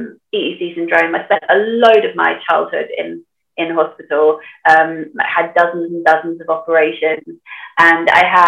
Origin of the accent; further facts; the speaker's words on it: Sunderland, North East England, United Kingdom; accent: Geordie; technically I'm a Macam because I'm from Sunderland.